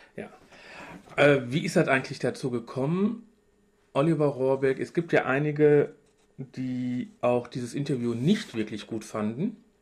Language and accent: German; Duisburg, North Rhine-Westphalia, Germany; ich komme aus Duisburg